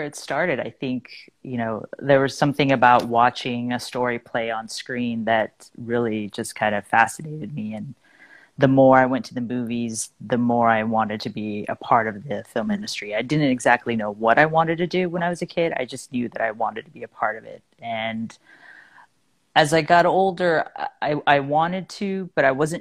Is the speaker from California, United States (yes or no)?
yes; Fontana, California, United States; moved away as an adult; also born or lived in Los Angeles, United States; now in New York City, United States; I grew up in Fontana, which is about an hour east